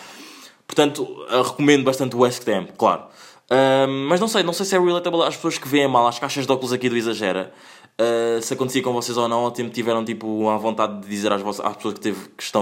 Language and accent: Portuguese; Angola; Pá, eu sou angolano, adoro Kizomba, não é?